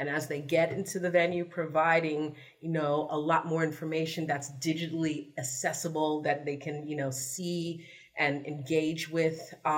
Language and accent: English; New York City, New York, United States; I'm from the Bronx.